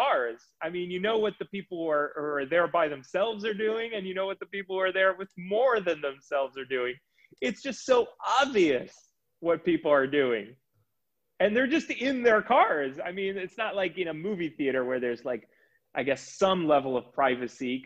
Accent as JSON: {"language": "English", "country": "Israel", "tie": "born or raised there", "moved": "yes", "said": "when I was growing up in Israel"}